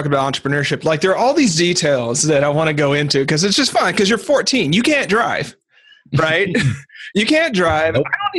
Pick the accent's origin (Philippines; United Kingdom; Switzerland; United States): United States; Arkansas; moved away; also born or lived in Portland; I grew up in Arkansas